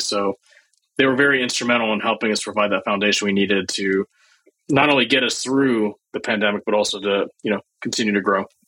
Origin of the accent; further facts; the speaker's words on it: Starkville, Mississippi, United States; moved away as an adult; also born or lived in Champaign-Urbana, Illinois; growing up in Mississippi